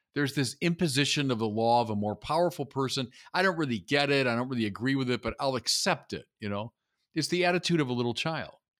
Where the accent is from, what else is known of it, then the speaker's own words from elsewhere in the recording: United States; as an American